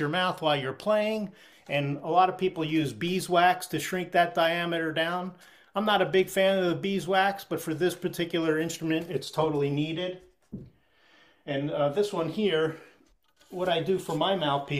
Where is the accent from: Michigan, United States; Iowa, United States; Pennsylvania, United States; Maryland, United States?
Pennsylvania, United States; Philadelphia; now in Vermont, United States; I grew up in the Philadelphia area in the 60s and 70s